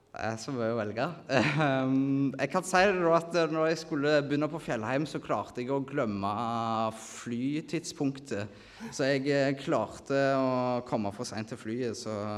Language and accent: Norwegian; Nærbø, Rogaland, Norway; moved away as an adult; now in Kristiansand, Norway; jeg kommer fra Nærbø, da, på Jæren.